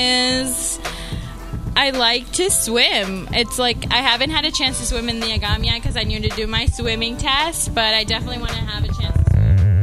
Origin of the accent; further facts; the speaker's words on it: White Plains, New York, United States; I grew up I'm from Westchester, and I grew up in White Plains.